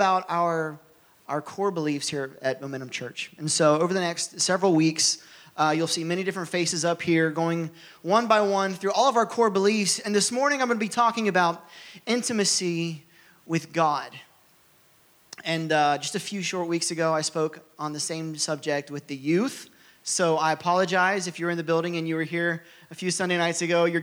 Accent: Ohio, United States; moved away; So I'm from Ohio

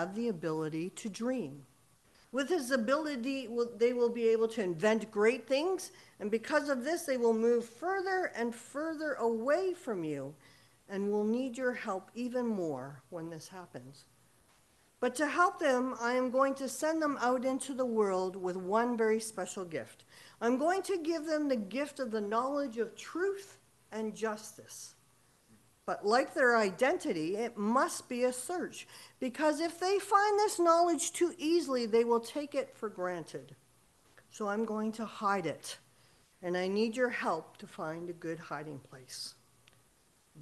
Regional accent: Saskatchewan, Canada; moved away; I'm originally from Saskatchewan and registered at Yellow Quill First Nation

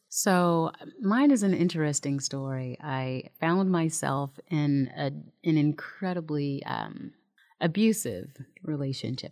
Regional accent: Seattle, Washington, United States; moved away as an adult; we're not from here. We're from Seattle, so we're transplants

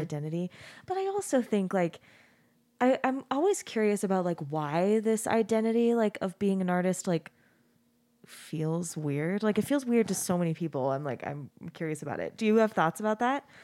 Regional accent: Arizona, United States; moved away as an adult; now in Utah, United States; I grew up in Arizona, we grew up in Arizona and I moved out of the house, I moved out of state

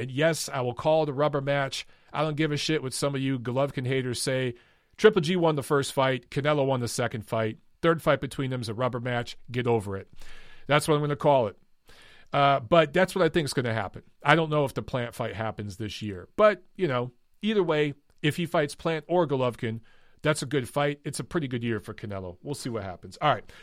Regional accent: Detroit, Michigan, United States; moved away; Detroit, my hometown

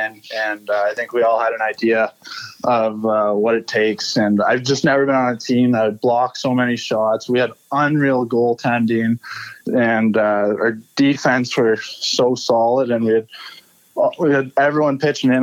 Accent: Elmira, Ontario, Canada; I grew up just outside of Elmira

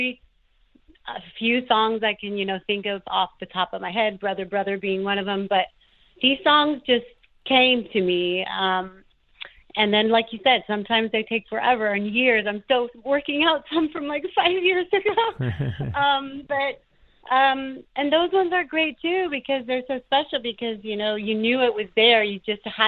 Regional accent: Idyllwild, California, United States; also born or lived in Los Angeles, California / Europe; I grew up in the Southern California mountains

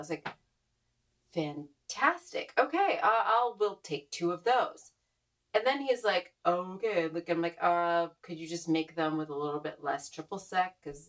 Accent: Northeast, United States; I'm from the Northeast. For better or worse, I know I have a kind of different kind of upbringing, but ultimately I think I'm very informed by Northeastern humor.

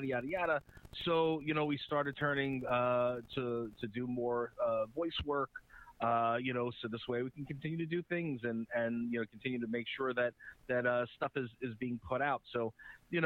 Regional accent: Uniondale, New York, United States; accent: Long Island; I'm a Long Island guy. I've been here, born and raised, 46 years old. I grew up in Uniondale, here

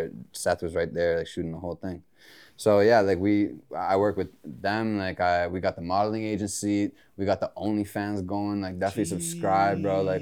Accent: Mississauga, Ontario, Canada; I grew up in Meadowvale, Mississauga, MDV

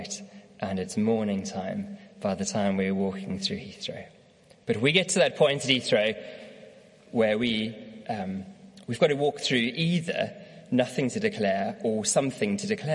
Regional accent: South Africa; now in United Kingdom; I'm from South Africa

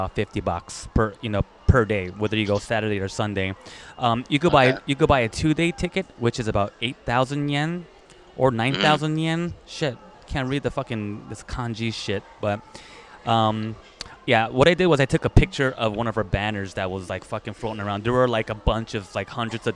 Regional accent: United States; now in Japan; I'm from America

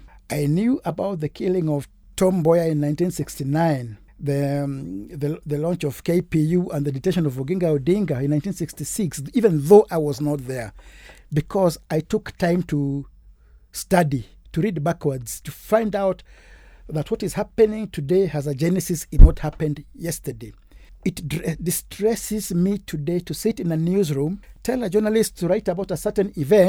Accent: Kenya; And I grew up in a very cosmopolitan environment, growing up from nursery school, where English, not Kiswahili or Kikuyu or Kijaluo or Kalenjin, was almost the lingua franca.

